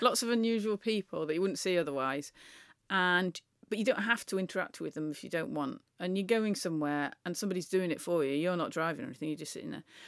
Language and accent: English; near Manchester, North West England, United Kingdom; as somebody who grew up near Manchester